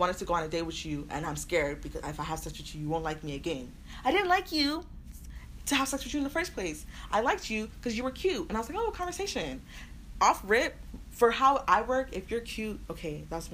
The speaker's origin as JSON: {"language": "English", "town": "Houston", "region": "Texas", "country": "United States", "said": "I'm from Houston"}